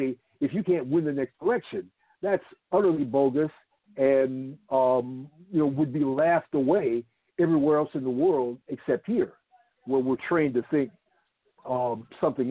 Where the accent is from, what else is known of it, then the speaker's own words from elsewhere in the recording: Chicago, Illinois, United States; now in Atlanta, United States; I'm from Chicago, born and raised on the South Side, product of the ghetto on the South Side